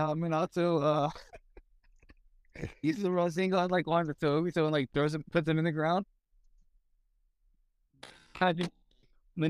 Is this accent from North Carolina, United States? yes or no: no; Virginia, United States; also born or lived in Kentucky; I moved to Virginia when I was a week before my 10th birthday, all my formative years, learning who I am, all that stuff is Virginia